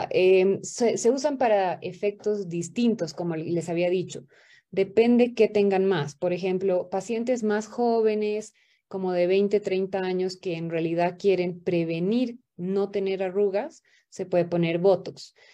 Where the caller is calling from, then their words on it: La Paz, Bolivia; Buenas noches, yo soy boliviana acá desde La Paz.